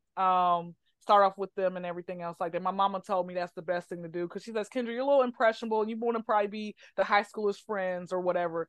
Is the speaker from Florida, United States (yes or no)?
no; Atlanta, Georgia, United States; I'm from Atlanta, so my mom had worked in Atlanta public school system.